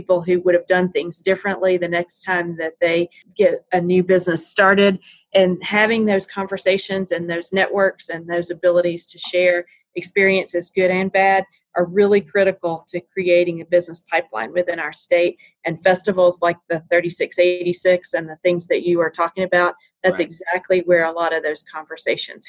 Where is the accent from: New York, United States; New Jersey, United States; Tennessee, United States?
Tennessee, United States; I was born and raised in Tennessee